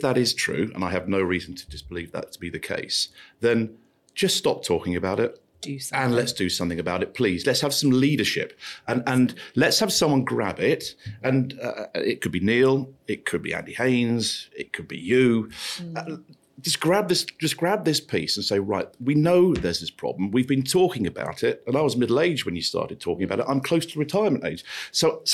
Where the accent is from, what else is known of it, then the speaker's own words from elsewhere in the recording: Luton, East of England, United Kingdom; I grew up in Luton